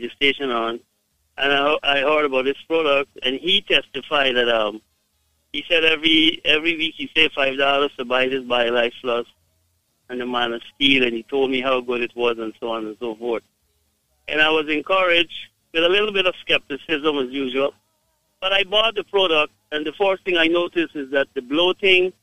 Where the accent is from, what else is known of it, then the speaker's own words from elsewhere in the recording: Guyana; I am from Guyana, but my wife is from Jamaica